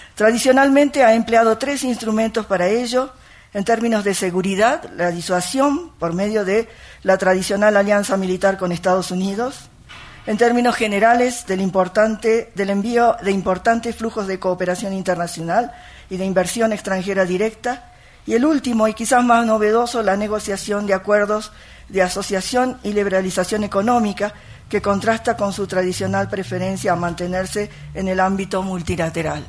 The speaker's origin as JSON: {"language": "Spanish", "country": "Argentina", "said": "yo soy docente argentina, con origen japonés"}